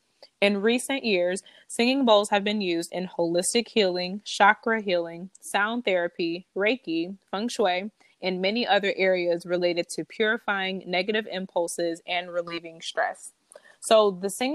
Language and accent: English; Detroit, Michigan, United States; moved away as an adult; also born or lived in Washington, D.C. area (DMV) / New York / California; I'm from Detroit